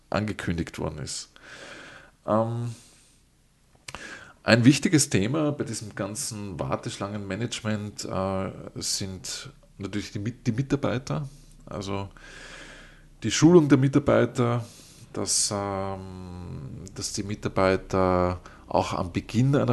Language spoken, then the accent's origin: German; Vienna, Austria; ich als Wiener kenne das von den, von den U-Bahn-Stationen.